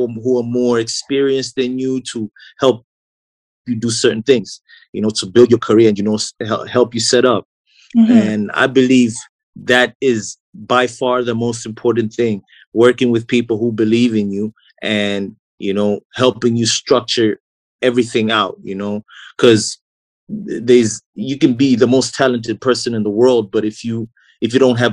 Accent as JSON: {"language": "English", "town": "Blantyre", "region": "Southern Region", "country": "Malawi", "tie": "born or raised there", "said": "I was born and raised in Blantyre"}